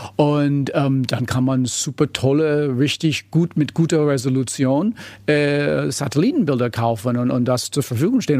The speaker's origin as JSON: {"language": "German", "country": "United States", "second_language": "German", "moved": "as an adult", "lives_now": "Berlin, Germany", "said": "mein Diplom bekommen habe in den USA, bin Amerikaner"}